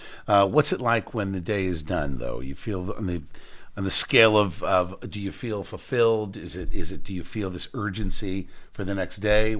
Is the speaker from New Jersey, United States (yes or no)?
yes; Cherry Hill, New Jersey, United States; Love being back in Camden County. As you know, born and raised in Cherry Hill.